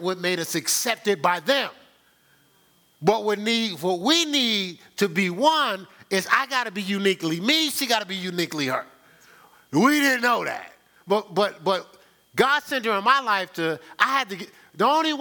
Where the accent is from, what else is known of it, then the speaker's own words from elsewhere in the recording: Newark, New Jersey, United States; I'm from Newark, New Jersey.